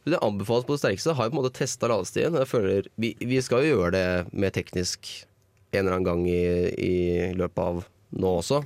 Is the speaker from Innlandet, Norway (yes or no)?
yes; Toten, Innlandet, Norway; jeg tenker på hjemme på Toten